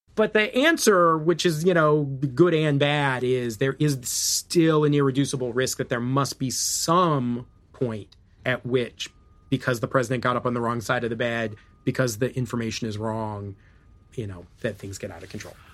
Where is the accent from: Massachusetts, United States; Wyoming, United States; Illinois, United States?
Illinois, United States; I'm from Illinois